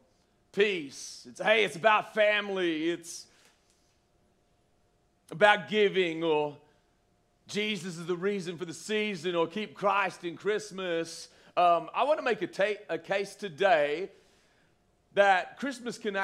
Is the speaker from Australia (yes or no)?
yes; Australia; moved away; I'm from Australia